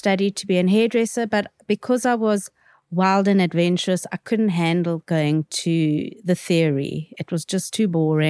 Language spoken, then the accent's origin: English; Cape Town, Western Cape, South Africa; So I come from Pinelands. I spent my youth in Pinelands